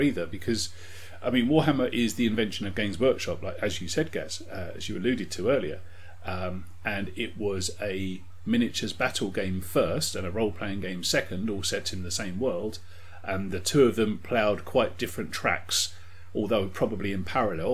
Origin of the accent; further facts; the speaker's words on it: United Kingdom; we are British